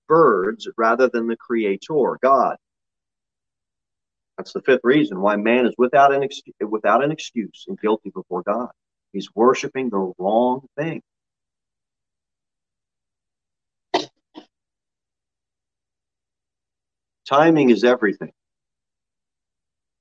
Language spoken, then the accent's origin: English; New Jersey, United States; moved away; We grew up in South Jersey